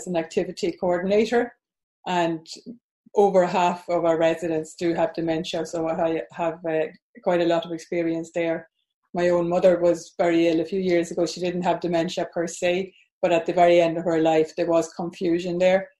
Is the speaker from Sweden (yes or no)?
yes; Sweden; moved away as an adult; now in Ireland; Yeah, I'm originally from Sweden, but I've lived in Ireland for well over 40 years now. So I'm based in Ireland.